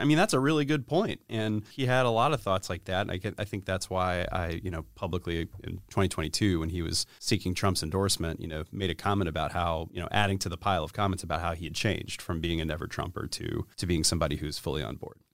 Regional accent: East Cobb County, Georgia, United States; also born or lived in Sandy Springs, Georgia / Buckhead, Atlanta; I grew up in East Cobb County

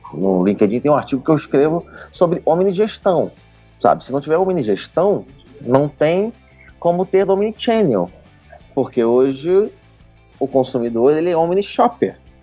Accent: Rio de Janeiro, Brazil; now in São Paulo, Brazil; eu sou carioca

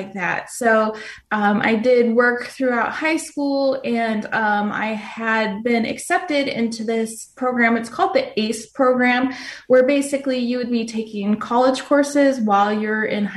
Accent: Phoenix, Arizona, United States; I was born and raised here in Phoenix, Arizona.

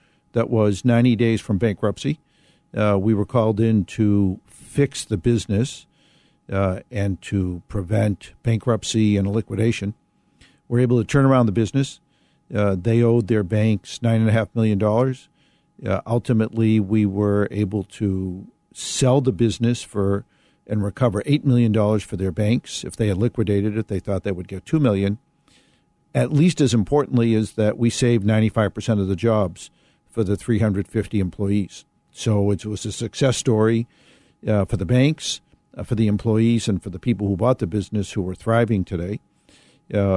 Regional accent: Boston, Massachusetts, United States; I grew up in Boston, Mass

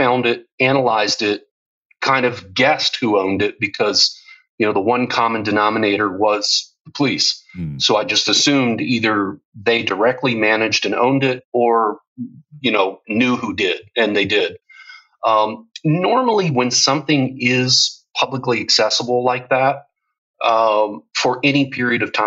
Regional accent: United States; moved away as an adult; now in Europe; I'm American, but I've lived in Europe for 12 years

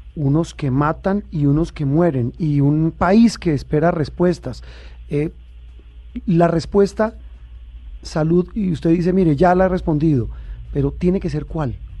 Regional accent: Colombia; nuestro país

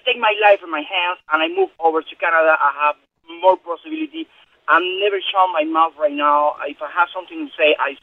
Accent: Cuba; moved away; I come from Cuba

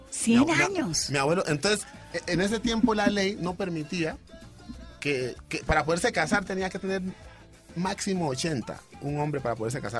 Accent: Pacific region, Colombia; muchachos que venimos del Pacífico ninguno ah, sabe qué es el efecto

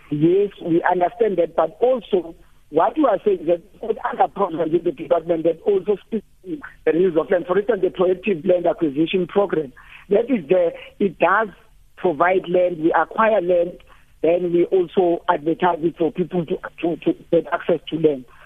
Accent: Limpopo, South Africa; now in Gauteng, South Africa; I'm here in Gauteng, but I'm from Limpopo.

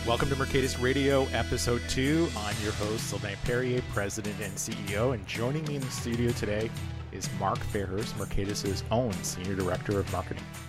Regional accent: Canada; also born or lived in Charlotte, North Carolina; as the Canadian in the area

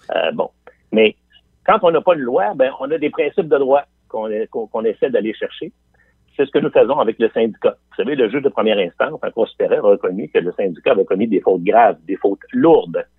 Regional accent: Quebec City, Quebec, Canada; je viens de Limoilou. Je viens de, je viens de ce qu'on appelle l'Anglopole à trois coins de rue

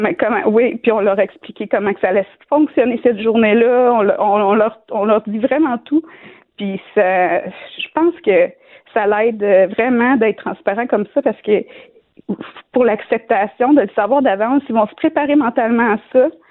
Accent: Shawinigan, Quebec, Canada; je viens de Shawinigan, une petite ville de, 50 000 habitants

